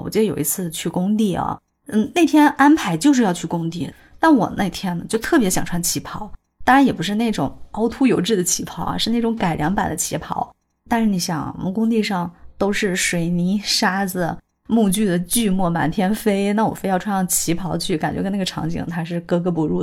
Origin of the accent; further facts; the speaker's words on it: Taiyuan, Shanxi, China; 我来自太原，做室内设计师这个行业呢，已经近二十年了